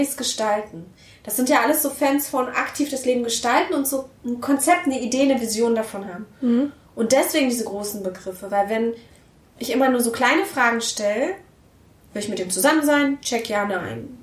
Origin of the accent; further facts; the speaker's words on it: Berlin, Germany; ich bin aus Berlin